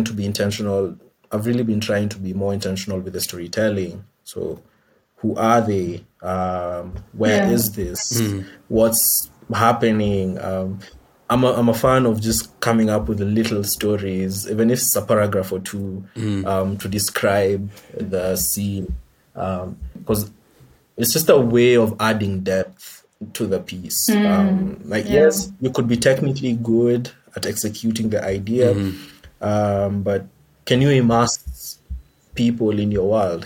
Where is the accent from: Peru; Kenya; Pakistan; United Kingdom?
Kenya; Nairobi; I grew up in Nairobi, and there's this sort of lingua franca that we use a lot in the city